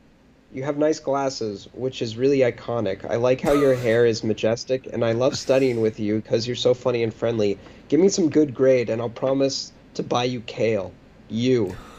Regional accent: Ohio, United States; But that's not the one who reminded me from I'm from Ohio.

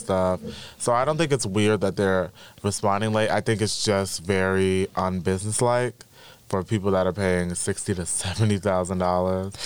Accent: New York City, New York, United States; I'm from the Bronx

